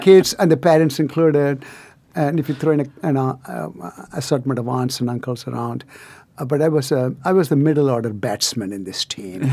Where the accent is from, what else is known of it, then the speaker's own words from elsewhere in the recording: near Chennai, Tamil Nadu, India; moved away; deep south of India, so-called the Aboriginal Southern India, um, in, uh, near Chennai